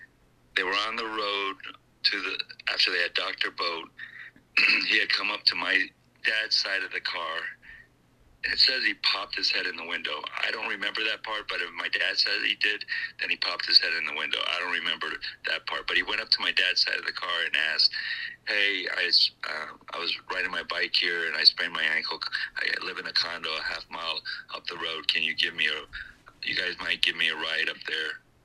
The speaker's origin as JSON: {"language": "English", "region": "New Jersey", "country": "United States", "said": "You from Jersey? I'm from Jersey."}